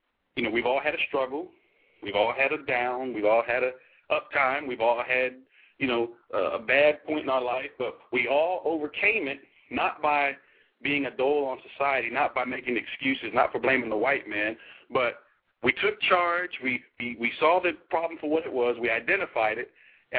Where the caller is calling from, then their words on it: Arlington, Texas, United States; Arlington, Texas.